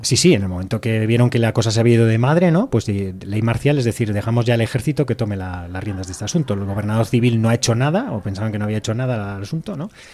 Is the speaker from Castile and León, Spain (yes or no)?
yes; Castile and León, Spain; la gente que producimos el pan que somos aquí los castellanos